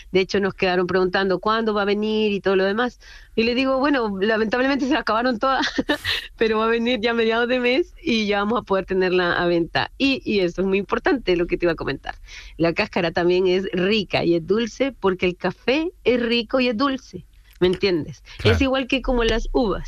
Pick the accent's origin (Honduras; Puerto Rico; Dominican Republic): Honduras; now in Chile; yo soy hondureña, yo soy hondureña y mi socio es chileno. Yo vivo hace mucho tiempo acá en Chile